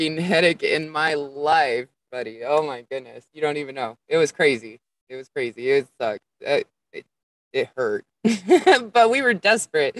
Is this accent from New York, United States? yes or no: no; Las Vegas, Nevada, United States; moved away as an adult; also born or lived in Colorado / Oregon / Washington; now in California, United States; I was born and raised in Las Vegas